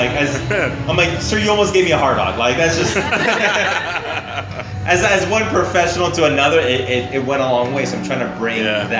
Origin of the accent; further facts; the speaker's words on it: Canada; now in Los Angeles, United States; It's been difficult because as a Canadian, you're so limited on what you can and can't do.